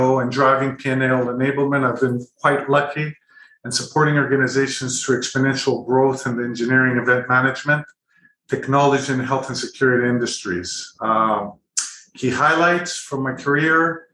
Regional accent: Greece; also born or lived in Canada / United Kingdom / Middle East; now in Singapore; I was born in Canada, grew up in Greece, studied in the UK, started my career and family in the Middle East, where I stayed there for about 18 years

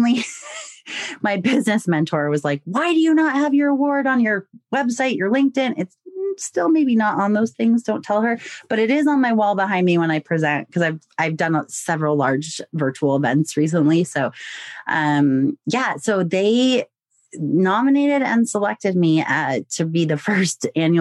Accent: United States; I'm American.

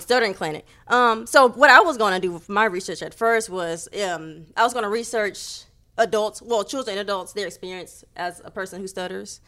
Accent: Houston, Texas, United States; We're born and raised in Houston, in that area

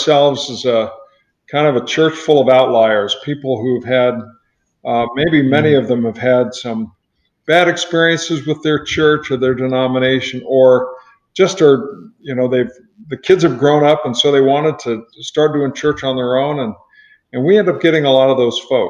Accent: Riverside, California, United States; moved away as an adult; also born or lived in Santa Barbara, California / Ventura, California; now in Naples, United States; Grew up in Riverside, went to UC Santa Barbara, and had a church out there as well

